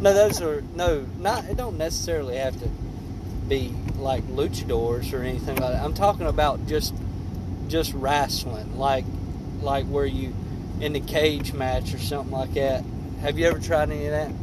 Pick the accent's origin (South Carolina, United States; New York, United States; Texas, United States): South Carolina, United States; Greenville; I was born in Greenville, South Carolina, where yeah. my mom and daddy lived. And I decided to stay in Greenville, South Carolina